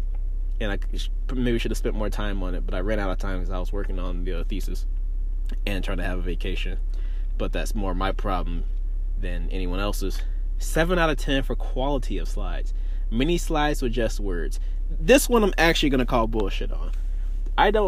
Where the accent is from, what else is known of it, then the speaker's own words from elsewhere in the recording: Greenville, Mississippi, United States; moved away as an adult; also born or lived in Boise, Idaho; now in Champaign, United States; Greenville, Mississippi, which is my hometown